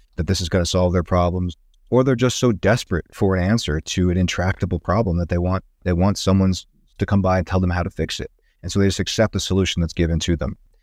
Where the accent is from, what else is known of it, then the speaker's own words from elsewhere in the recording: Tucson, Arizona, United States; also born or lived in Seattle, Washington; now in Boulder, United States; going back home to Tucson, Arizona, where I grew up.